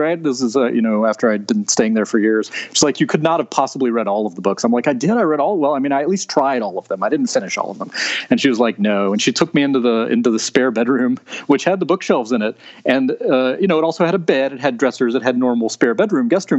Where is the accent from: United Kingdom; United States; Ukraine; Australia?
United States; Marmac, North Carolina; I grew up in Marmac, a little ways